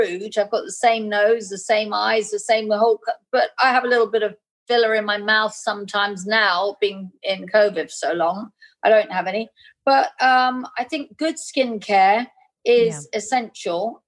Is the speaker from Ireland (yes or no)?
no; England, United Kingdom; being English. We have a huge kind of Indian culture in England